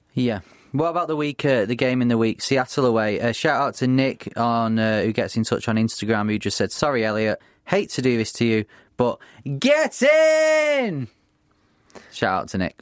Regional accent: Bury, North West England, United Kingdom; Bury, my hometown team

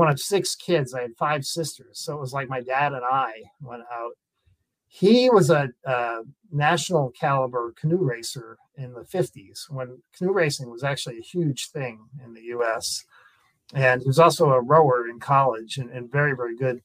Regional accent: Foxborough, Massachusetts, United States; now in Concord, United States; I grew up in Foxborough, Mass

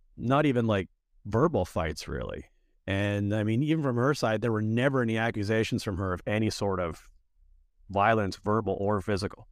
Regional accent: Erie, Pennsylvania, United States; moved away as an adult; also born or lived in Cyprus; now in Saint Kitts and Nevis; I was born in Erie, Pennsylvania, and I grew up in towns called Erie and Edinburgh, both of which are in Erie County

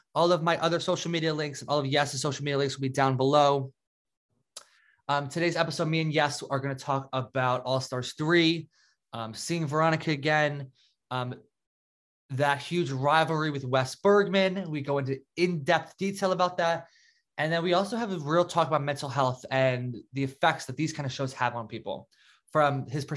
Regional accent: New Jersey, United States; I'm from Jersey, like right outside of New York City

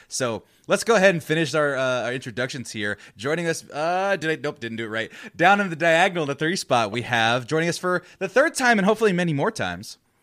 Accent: Fresno, California, United States; born and raised in Fresno, California

